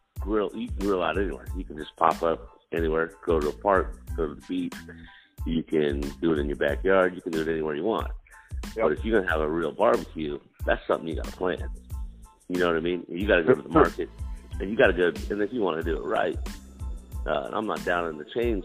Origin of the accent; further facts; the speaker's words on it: the South, United States; now in Texas, United States; I'm still from the South